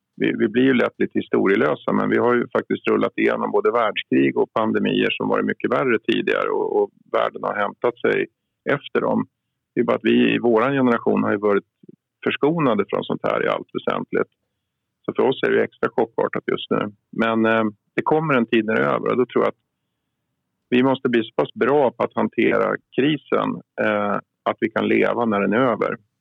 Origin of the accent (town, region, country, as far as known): Uppsala, Uppsala County, Sweden